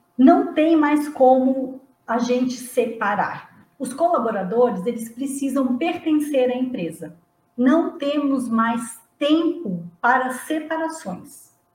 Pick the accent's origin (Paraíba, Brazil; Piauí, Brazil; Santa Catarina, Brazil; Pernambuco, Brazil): Santa Catarina, Brazil; Não sou gaúcha, eu sou de Santa Catarina mas está ali pertinho